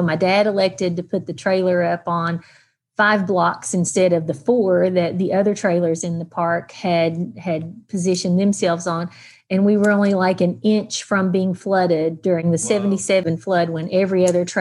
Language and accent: English; Mingo County, West Virginia, United States; also born or lived in Logan County, West Virginia; I was born in Logan County, but raised in Mingo County my whole entire life.